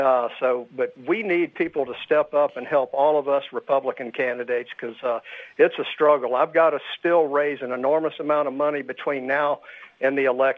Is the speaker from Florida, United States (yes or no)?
yes; Florida, United States; moved away as an adult; now in Nevada, United States; I was from Florida originally